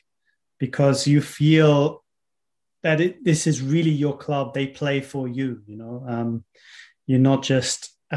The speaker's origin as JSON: {"language": "English", "town": "Munich", "region": "Bavaria", "country": "Germany", "tie": "born or raised there", "said": "I was born in Munich"}